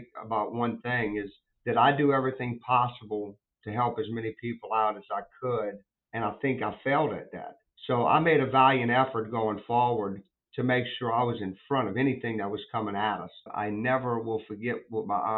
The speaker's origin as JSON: {"language": "English", "town": "New Orleans", "region": "Louisiana", "country": "United States", "tie": "born or raised there", "said": "New Orleans is my hometown"}